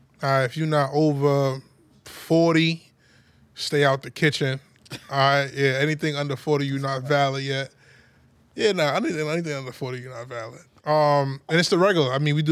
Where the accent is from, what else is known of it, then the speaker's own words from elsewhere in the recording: United States; I'm American.